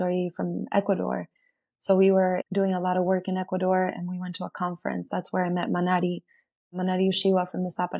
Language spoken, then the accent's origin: English; Bariloche, Río Negro, Argentina; moved away; my hometown in Argentina, where Argentina in Bariloche, my town is a big lake that is surrounded by mountains